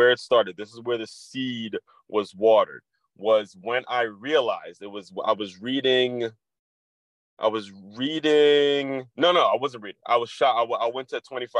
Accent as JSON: {"language": "English", "town": "Silver Spring", "region": "Maryland", "country": "United States", "tie": "born or raised there", "said": "the house I grew up in Silver Spring, Maryland"}